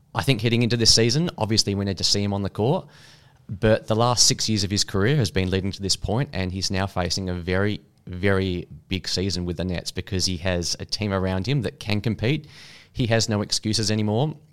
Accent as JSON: {"language": "English", "country": "Australia"}